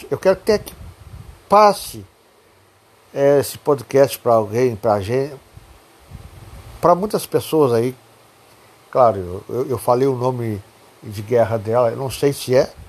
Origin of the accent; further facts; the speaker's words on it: Jaguarão, Rio Grande do Sul, Brazil; Eu sou natural de Jaguarão.